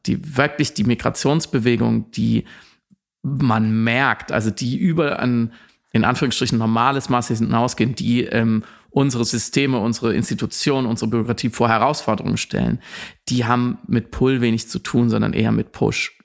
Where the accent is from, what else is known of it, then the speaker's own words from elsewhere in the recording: Germany; als Deutscher